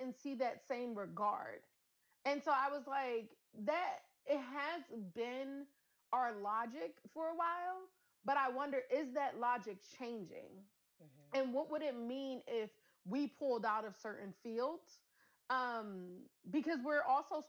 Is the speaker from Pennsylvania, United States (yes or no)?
yes; Philadelphia, Pennsylvania, United States; I grew up in North Philly